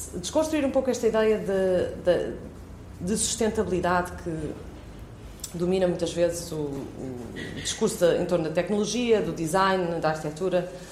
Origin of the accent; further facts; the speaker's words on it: Viseu, Portugal; eu cresci em Viseu